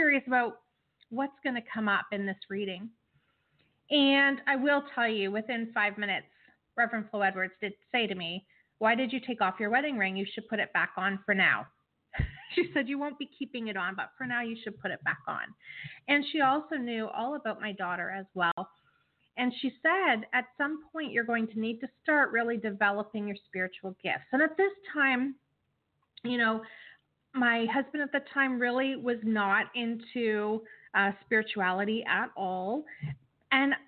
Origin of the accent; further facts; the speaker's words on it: Canada; as a Canadian